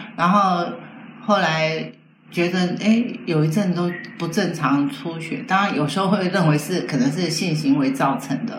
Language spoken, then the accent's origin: Chinese; Taiwan; also born or lived in mainland China; 他知道我是台湾来的